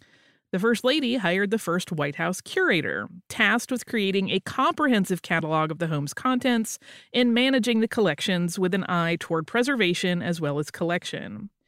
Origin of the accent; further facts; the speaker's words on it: Los Angeles, California, United States; moved away as an adult; now in Ireland; I'm from Los Angeles, and about 3.5 years ago, I moved to Ireland on my own.